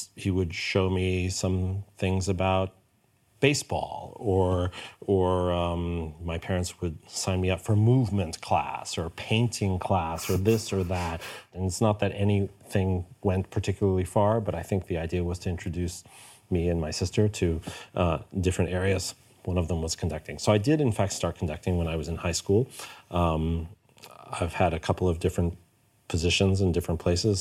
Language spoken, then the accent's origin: English; New York, United States; moved away as an adult; also born or lived in Hamburg, Germany; now in Stockholm, Sweden; I grew up in New York.